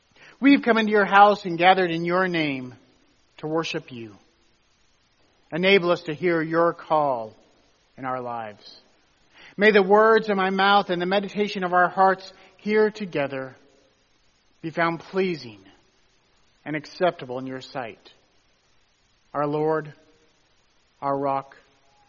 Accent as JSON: {"language": "English", "region": "Tennessee", "country": "United States", "tie": "born or raised there", "said": "Where I grew up in Tennessee, we're about a mile south from Mammoth Caves"}